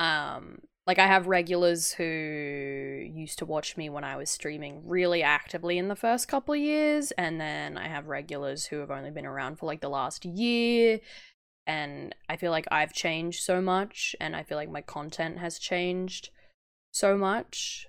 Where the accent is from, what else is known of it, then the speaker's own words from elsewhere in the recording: Australia; as an Australian